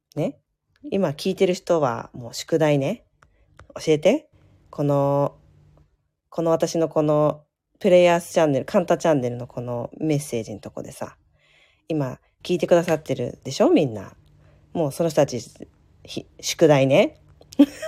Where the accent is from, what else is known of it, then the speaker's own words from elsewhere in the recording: Chiba, Japan; moved away; 私、千葉県民なんですけど、元、出身がね